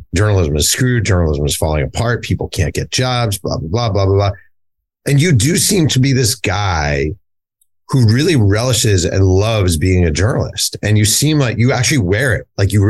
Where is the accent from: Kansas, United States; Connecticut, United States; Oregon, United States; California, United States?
Kansas, United States; Kansas City; A bit of background on me. I'm from Kansas City, Kansas, and I'm a diehard Chiefs and Jayhawks fan.